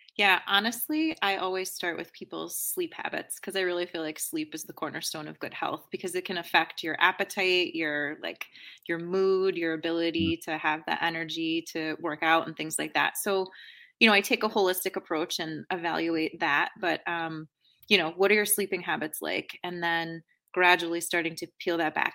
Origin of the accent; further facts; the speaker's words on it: outside of Boston, Massachusetts, United States; also born or lived in East Coast; now in Chicago, United States; I grew up outside of Boston